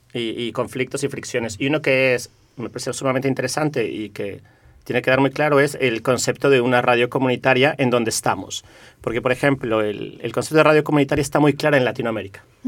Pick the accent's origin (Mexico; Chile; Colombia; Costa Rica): Mexico; now in Barcelona, Spain; yo soy de origen mexicano